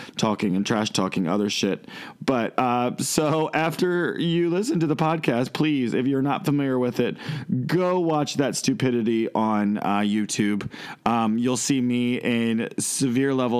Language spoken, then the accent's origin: English; Westminster, Maryland, United States; born or raised there